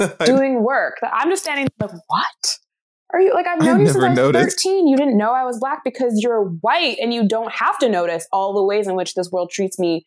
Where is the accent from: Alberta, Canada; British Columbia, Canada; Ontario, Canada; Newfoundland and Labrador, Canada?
British Columbia, Canada; Vancouver; moved away as an adult; now in Sweden; I'm from Vancouver, so I was one of like 5 Black people